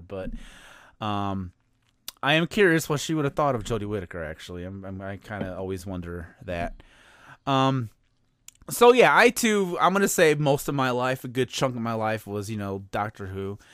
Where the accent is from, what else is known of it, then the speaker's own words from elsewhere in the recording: outside of Chicago, Illinois, United States; I grew up uh outside of Chicago